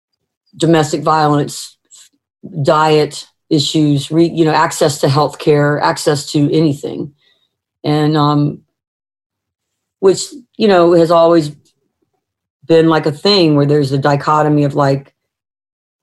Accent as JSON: {"language": "English", "region": "the South", "country": "United States", "said": "I'm a Southerner, you know, and I've been raised in a way that's wasn't perfect"}